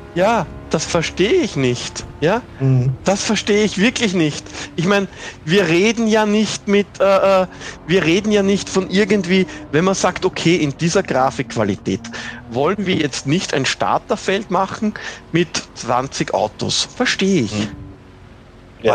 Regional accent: Austria; ich als Österreicher

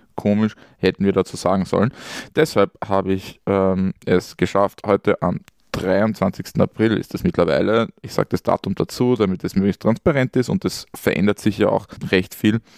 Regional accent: Austria; born or raised there

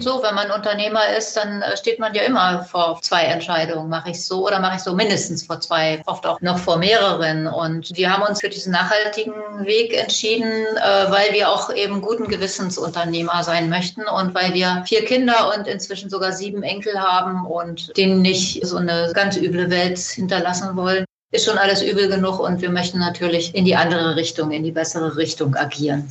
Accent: Germany; Ich komme hier aus dem Nachbarlandkreis von Lüchow-Dannenberg

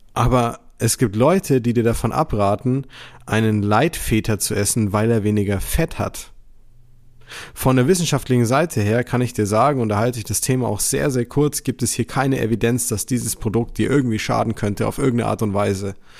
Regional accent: Germany; bei uns in Deutschland

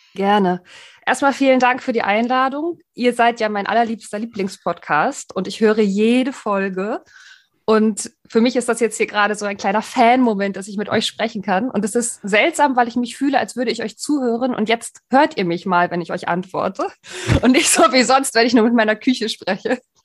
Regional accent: Greifswald, Mecklenburg-Vorpommern, Germany; now in Hamburg, Germany; Ich bin nämlich gebürtig aus dem Osten, aus Greifswald

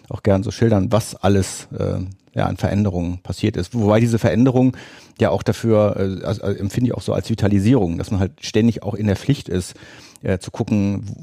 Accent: Bonn, North Rhine-Westphalia, Germany; Ich komme ja aus Bonn, ein Bönsche Jung

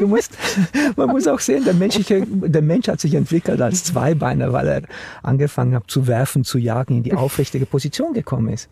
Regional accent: Romania; now in Germany; Ich bin gebürtiger Rumäne. Ich mhm. bin in Rumänien aufgewachsen unter einer Diktatur

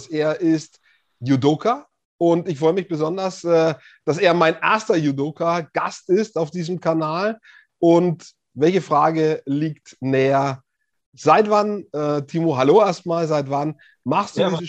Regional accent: Hof, Bavaria, Germany; jetzt kommen wir aus derselben Stadt grundsätzlich, leben beide nicht mehr dort, aber wir sind beide aus Hof.

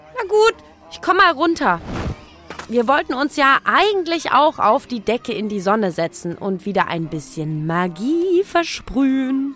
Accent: Leipzig, Saxony, Germany; meine Heimatstadt Leipzig

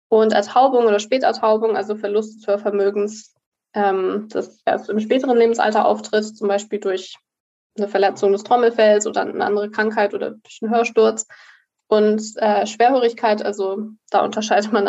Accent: Hamburg, Germany; also born or lived in Berlin; now in Münster, Germany; Und ich komme eigentlich aus Hamburg und Berlin, also beides.

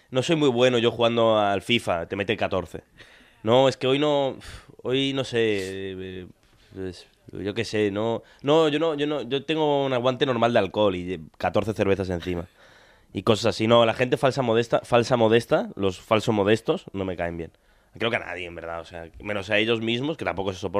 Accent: Argentina; now in Tarragona, Spain; yo tengo acento, pero porque yo soy argentino

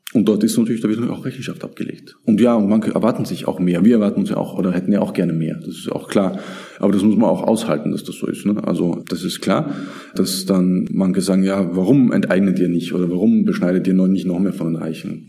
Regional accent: south of Graz, Styria, Austria; also born or lived in Vienna / Turkey; now in Graz, Austria; ich bin schon in, in Graz geboren und im Süden von Graz in einer kleinen Stadt, kleinem Dorf aufgewachsen

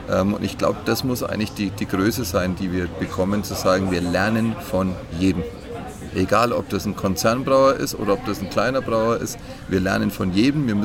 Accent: Bayreuth, Bavaria, Germany; Ich liebe Bayreuth, ist meine Heimat.

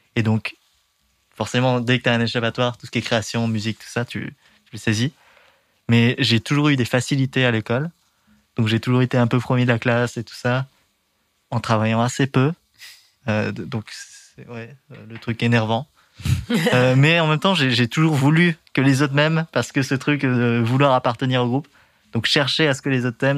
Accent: Dernancourt, Hauts-de-France, France; moved away; also born or lived in Amiens; Mon enfance, c'est en Picardie

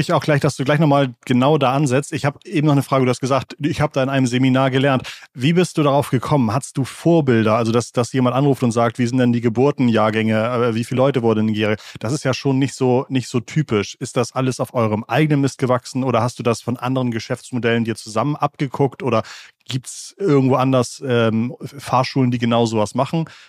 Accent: Schleswig-Holstein, Germany; Ich bin äh, in einem Dorf in Schleswig-Holstein aufgewachsen

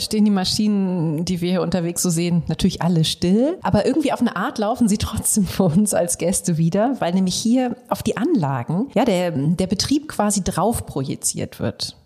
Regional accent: Aachen, North Rhine-Westphalia, Germany; ich komme eben aus dem tiefsten Westen von NRW. Noch tiefer als … Bochum und zwar aus Aachen.

